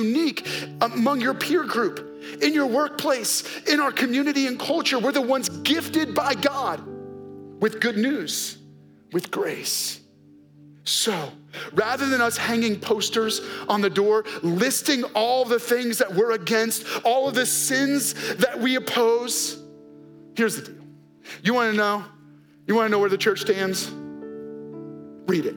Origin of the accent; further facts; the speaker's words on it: New York, United States; because we're from New York, we have four locks on our door.